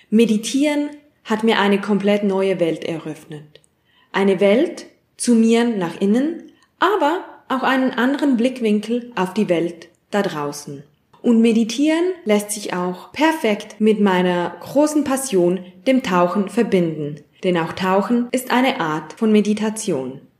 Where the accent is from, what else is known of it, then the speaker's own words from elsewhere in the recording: Zurich, Switzerland; ich bin 33-jährig und ich komme aus Zürich.